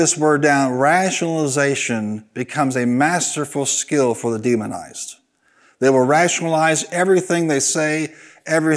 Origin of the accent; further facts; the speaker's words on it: Carbondale, Illinois, United States; in Carbondale where I was raised